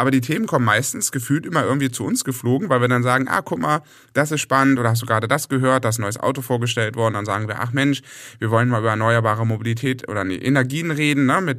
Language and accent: German; Hamburg, Germany; dann habe ich mich entschlossen, wieder zurück in meine alte Heimat zu gehen und bin jetzt bei Hamburg.